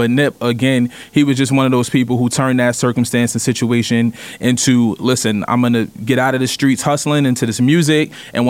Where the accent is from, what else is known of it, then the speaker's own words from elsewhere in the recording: New York, United States; I'm from New York, but I've been to LA numerous times, and you grow up into that culture.